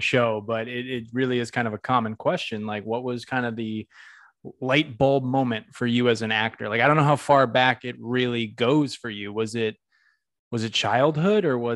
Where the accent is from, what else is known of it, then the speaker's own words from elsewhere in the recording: New England, United States; I'm from the Northeast, so I'm from New England